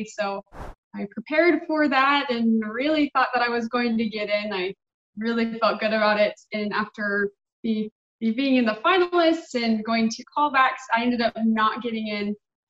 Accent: Surprise, Arizona, United States; I'm from Surprise, Arizona.

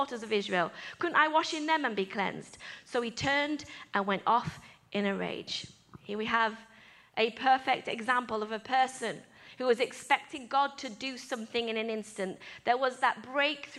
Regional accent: England, United Kingdom; I'm English

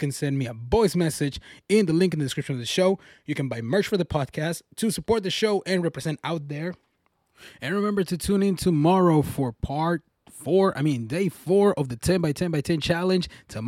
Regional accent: Mexico; one time from my home state back in Mexico, I heard these names that they actually were banned because kids were being bullied by the name.

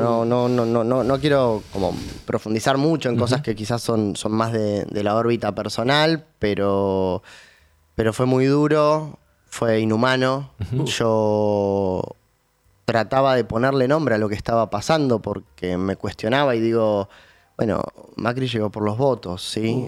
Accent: Río Gallegos, Santa Cruz, Argentina; now in Buenos Aires, Argentina; nací en Río Gallegos

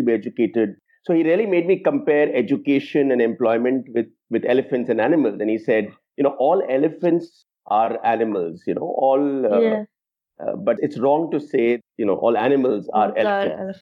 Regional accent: Mumbai, Maharashtra, India; also born or lived in Jaipur / Delhi; So while I was in Mumbai, I was in the same school throughout. But before that, I was born in Jaipur, so I went to a kindergarten there and then to another school in class one. And then we moved to Delhi, so I went to another school there and then came to Mumbai.

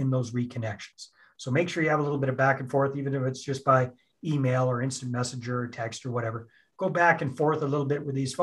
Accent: Canada; I'm Canadian. I'm up here in Canada.

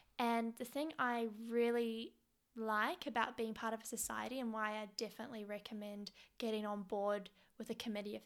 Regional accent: Wellington, New Zealand; moved away as an adult; now in Melbourne, Australia; I'm originally from Wellington, which is the capital city of New Zealand.

